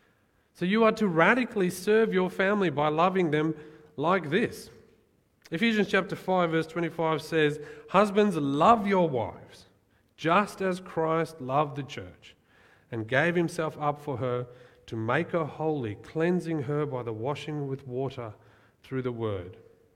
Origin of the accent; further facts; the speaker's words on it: South Africa; born there; like I was born in South Africa, that's part of who I am, but I don't really identify as a South African or Australian